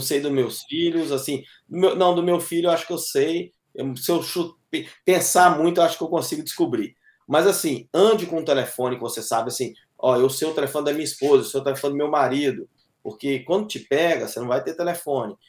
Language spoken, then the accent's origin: Portuguese; Brazil; now in Boston, United States; sou brasileiro, amo o Brasil